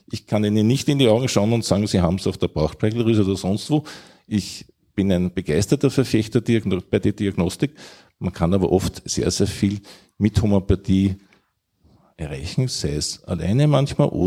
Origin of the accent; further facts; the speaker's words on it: Vienna, Austria; Also ich komme aus Wien und ich esse gerne Wiener Schnitzel und ich esse gerne danach vielleicht einen guten Apfelstrudel.